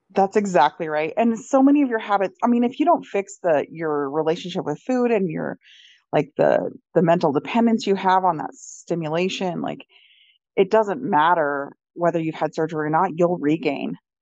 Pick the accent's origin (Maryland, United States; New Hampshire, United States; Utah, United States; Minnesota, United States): Utah, United States; I'm from Utah